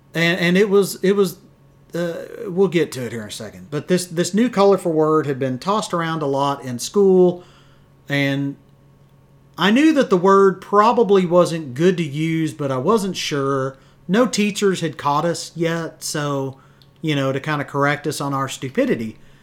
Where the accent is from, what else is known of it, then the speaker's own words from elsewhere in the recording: Wichita Falls, Texas, United States; we're from Wichita Falls.